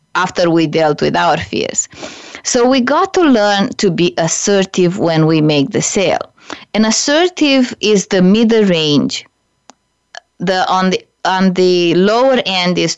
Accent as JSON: {"language": "English", "country": "Romania", "also_born_or_lived": "Canada / United States", "moved": "yes", "said": "I'm originally from Romania"}